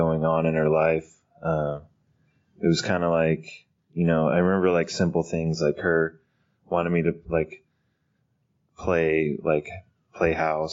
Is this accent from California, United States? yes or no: yes; Fresno, California, United States; now in Sacramento, United States; I grew up in Fresno, California